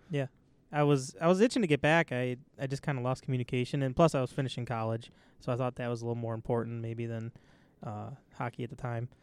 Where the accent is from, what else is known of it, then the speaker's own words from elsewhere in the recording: East Aurora, New York, United States; I grew up in East Aurora